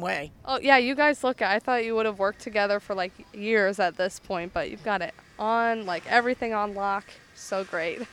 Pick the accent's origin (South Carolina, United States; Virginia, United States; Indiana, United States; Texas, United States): Indiana, United States; Indianapolis; growing up in Indianapolis